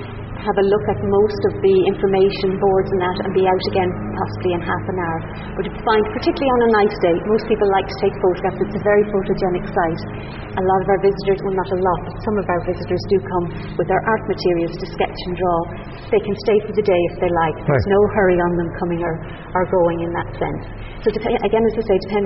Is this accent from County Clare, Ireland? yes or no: yes; County Clare, Ireland; growing up in Clare